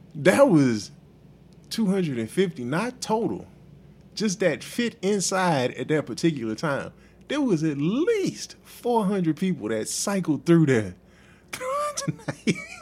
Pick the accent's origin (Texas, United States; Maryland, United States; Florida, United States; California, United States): Texas, United States; Houston; I'm from Houston